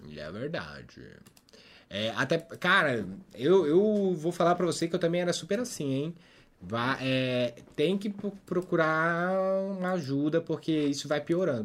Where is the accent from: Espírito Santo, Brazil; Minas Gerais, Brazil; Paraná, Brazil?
Minas Gerais, Brazil; Eu, como mineira, sou